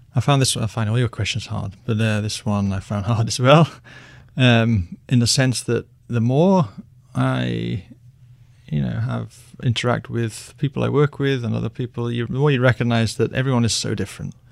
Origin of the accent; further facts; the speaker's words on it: United Kingdom; I'm British